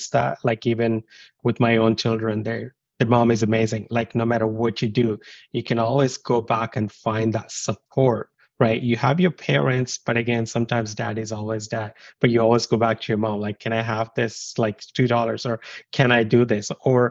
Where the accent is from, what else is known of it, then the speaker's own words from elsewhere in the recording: India; moved away as an adult; also born or lived in United Kingdom; I grew up in India, and I always look back my childhood